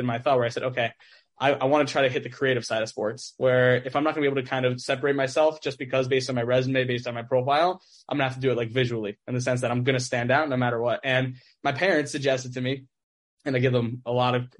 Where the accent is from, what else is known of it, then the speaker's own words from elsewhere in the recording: Teaneck, New Jersey, United States; back in high school, I grew up in Teaneck